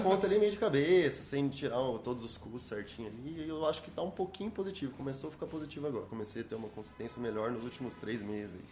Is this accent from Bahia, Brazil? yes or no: no; Paraguaçu Paulista, São Paulo, Brazil; eu sou do interior de São Paulo